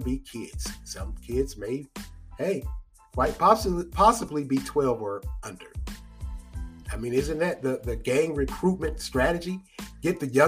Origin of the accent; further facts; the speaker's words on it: United States; we as American citizens that vote